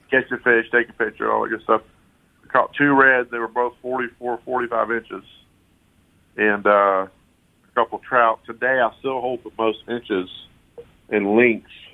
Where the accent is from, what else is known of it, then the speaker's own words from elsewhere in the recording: Polk County, Florida, United States; I grew up here in Polk County with my grandparents crappie fishing and bass fishing and pan fishing